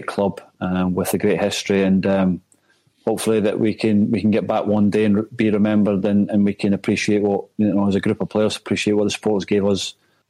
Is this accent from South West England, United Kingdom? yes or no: no; Scotland, United Kingdom; moved away